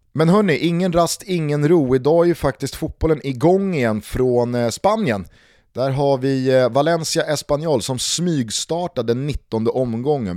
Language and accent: Swedish; Sweden; för mig alltså som svensk